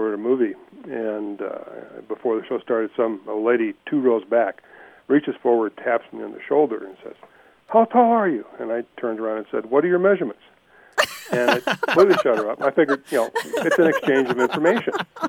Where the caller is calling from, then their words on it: Ruidoso, New Mexico, United States; Ruidoso, New Mexico.